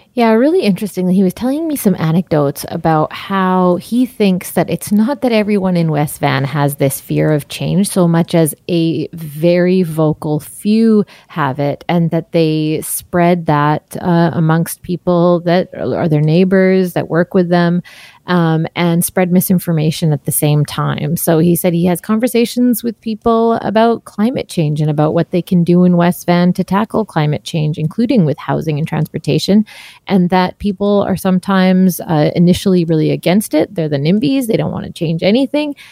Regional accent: Surrey, British Columbia, Canada; I was born and raised in Surrey

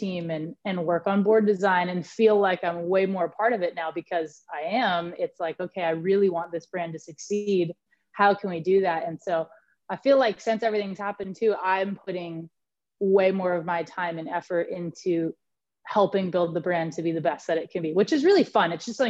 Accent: Santa Barbara, California, United States; I've been with Channel Islands my whole life, and you know, obviously growing up in Santa Barbara, it's really cool to be a part of the journey moving forward

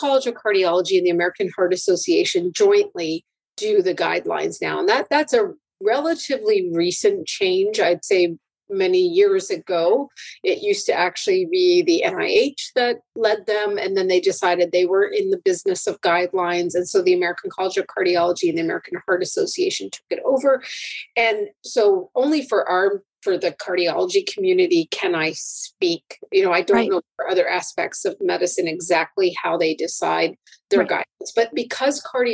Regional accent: Canada; I'm a Canadian

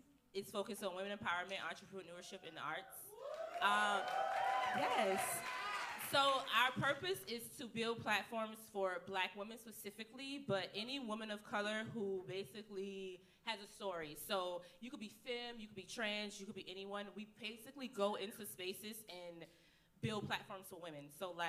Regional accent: Savannah, Georgia, United States; I am from Savannah, Georgia.

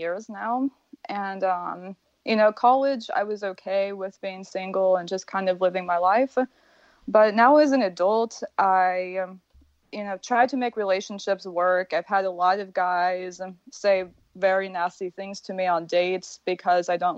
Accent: Midwest, United States; moved away as an adult; now in Florida, United States; I was raised in the Midwest, but from a very, very Eastern European family.

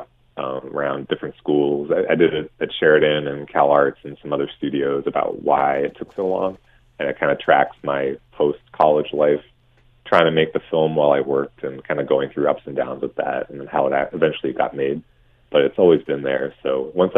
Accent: Hamilton, Ontario, Canada; also born or lived in Ancaster / Toronto; I was born in Hamilton and McMaster and lived in Westdale. And then I went to Central Public School in downtown Hamilton

